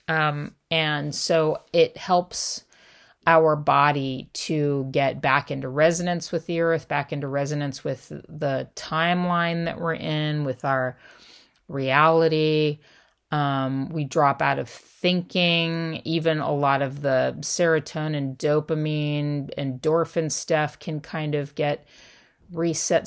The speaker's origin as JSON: {"language": "English", "region": "Southern California", "country": "United States", "tie": "born or raised there", "said": "I grew up in Southern California"}